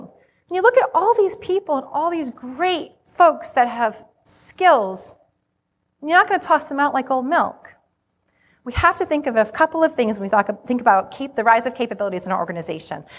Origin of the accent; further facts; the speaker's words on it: Rhode Island, United States; accent: Rhode Island; you're gonna be hearing my Rhode Island accent